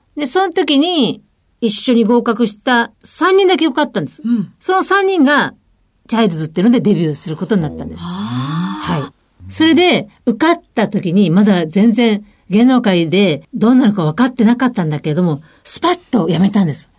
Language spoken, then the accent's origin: Japanese; Mie, Japan; moved away as an adult; also born or lived in Tokyo; 三重県出身なんですけども